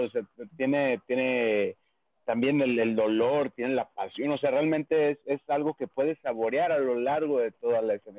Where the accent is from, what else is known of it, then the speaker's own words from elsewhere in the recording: Durango, Mexico; yo soy de Durango